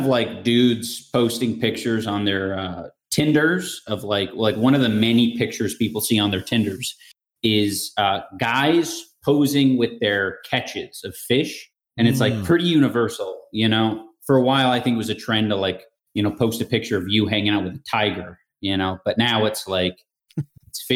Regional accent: California, United States; I'm from California

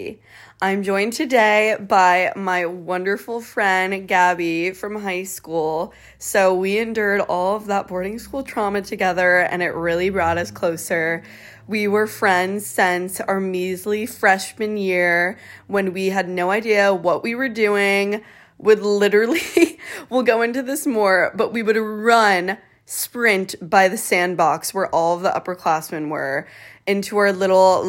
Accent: New Jersey, United States; Jersey girls

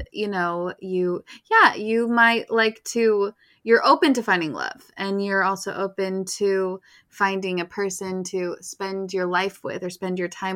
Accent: Utah, United States; I grew up in Utah, and Utah, it's wild mm-hmm. that I'm 31 and single

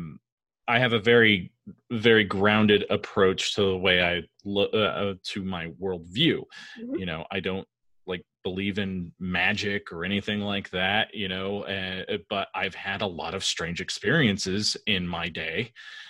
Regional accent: California, United States; also born or lived in Woodbridge, Virginia; now in Northern Virginia, United States; I live in Northern Virginia now. I'm from California originally.

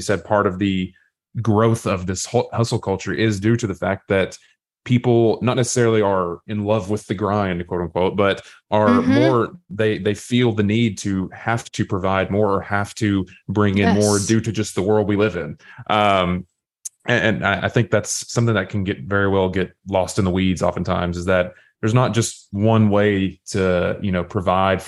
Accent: Southeast Tennessee, United States; I was raised in Southeast Tennessee

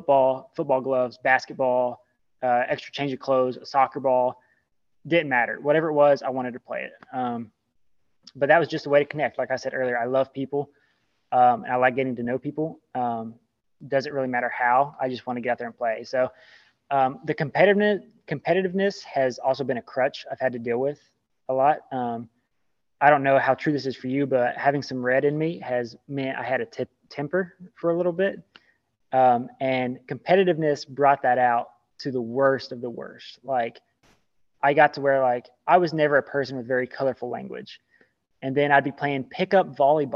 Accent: Southern Kentucky, United States; I grew up in Southern Kentucky

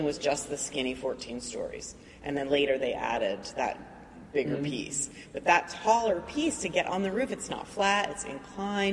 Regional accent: Marlton, New Jersey, United States; moved away as an adult; also born or lived in New York; now in Philadelphia, United States; my parents moved to New Jersey in a suburb of Philadelphia, Marlton

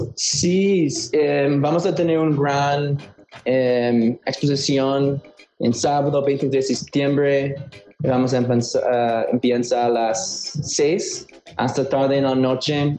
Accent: Chicago, Illinois, United States; moved away as an adult; now in Mexico City, Mexico; soy un chicano de Chicago, entonces mitad de mitad

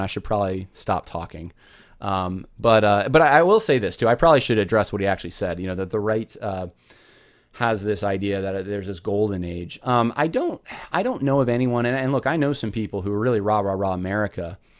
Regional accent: California, United States; I was born in California

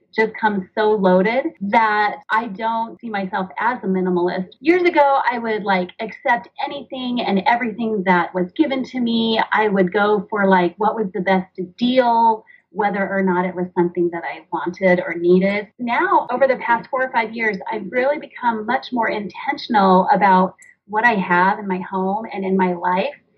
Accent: Washington, United States; also born or lived in northern Utah; now in Utah, United States; I grew up in Washington State. I now live in northern Utah.

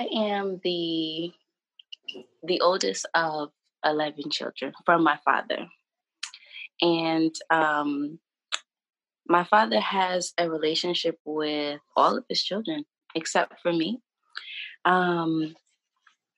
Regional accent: New York, United States; I'm from New York

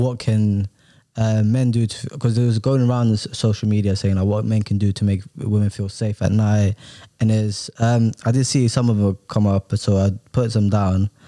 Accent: London, United Kingdom; English is a second language; I'm quite a fast walker because I'm from London

